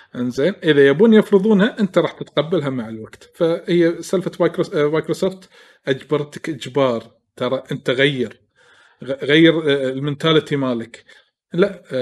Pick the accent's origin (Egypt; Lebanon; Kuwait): Kuwait; عندنا بالكويت